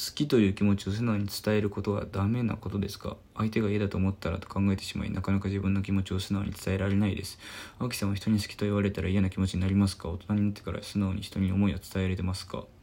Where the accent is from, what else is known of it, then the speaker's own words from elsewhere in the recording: Osaka, Japan; 僕の地元大阪